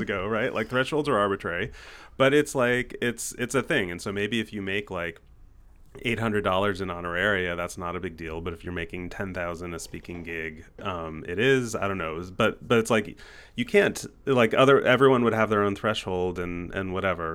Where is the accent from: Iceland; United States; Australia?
United States; we're American entrepreneurs